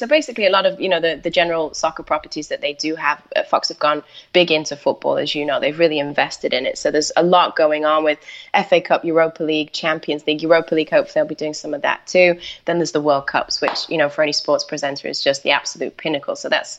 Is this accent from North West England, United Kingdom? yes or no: yes; Manchester, North West England, United Kingdom; moved away; I grew up in Manchester, but decided I wanted to leave the UK and go off and do just travel around a little bit.